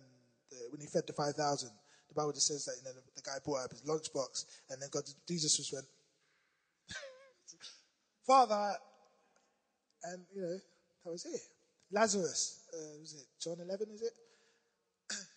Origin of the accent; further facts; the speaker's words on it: London, United Kingdom; I'm from South London